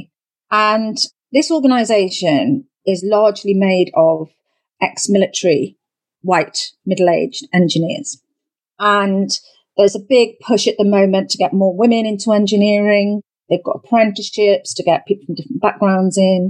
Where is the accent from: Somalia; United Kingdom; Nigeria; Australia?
United Kingdom; We're very traditional as British people